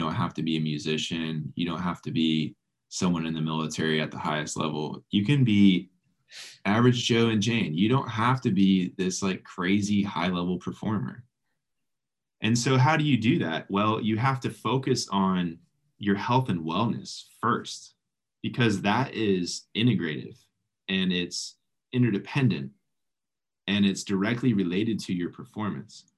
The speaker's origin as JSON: {"language": "English", "region": "South Florida", "country": "United States", "said": "I'm from South Florida"}